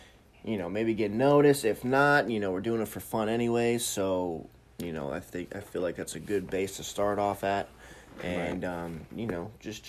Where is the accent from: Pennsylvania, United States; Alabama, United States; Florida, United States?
Florida, United States; St. Petersburg; I am from St. Pete.